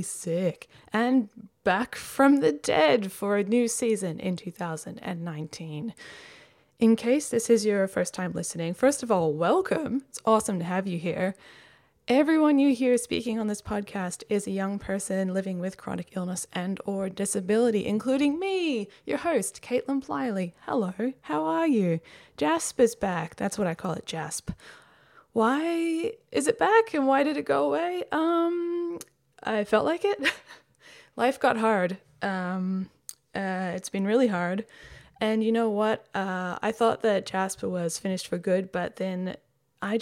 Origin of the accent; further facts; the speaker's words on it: Perth, Western Australia, Australia; now in Melbourne, Australia; my hometown of Perth